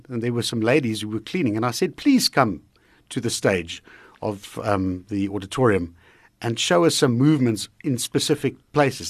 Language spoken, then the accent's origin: English; Heidelberg, Gauteng, South Africa; also born or lived in Drakensberg; That's where I come from. That's where I grew up. Uh, partly grew up in the Drakensberg, uh, but most of the time, Heidelberg. That's my hometown.